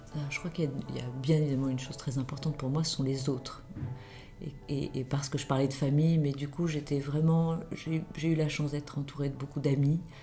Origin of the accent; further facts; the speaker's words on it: Marseille, Provence-Alpes-Côte d'Azur, France; j'ai grandi à Marseille, ce qui a sans doute euh, forgé mon caractère de méridional